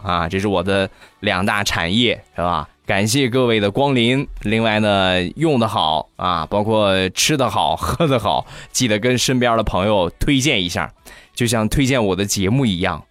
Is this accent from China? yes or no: yes; Rizhao, Shandong, China; 我们家乡的特产，日照绿茶